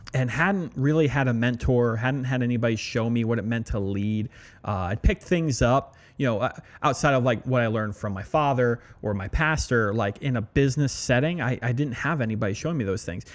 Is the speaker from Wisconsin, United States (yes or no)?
no; Allentown, Pennsylvania, United States; moved away as an adult; also born or lived in New York / Louisiana; I grew up right outside of Allentown, and that's where I spent all my formative years